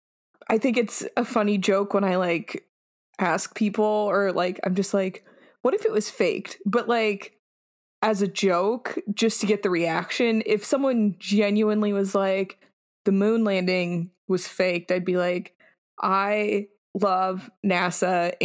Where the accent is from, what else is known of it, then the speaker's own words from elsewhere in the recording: Colorado Springs, Colorado, United States; I grew up outside of Denver, well, like, in Colorado Springs